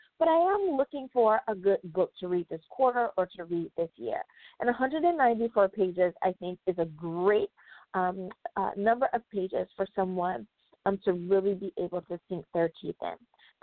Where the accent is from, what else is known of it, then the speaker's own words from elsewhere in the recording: United States; my home country, and that is the United States of America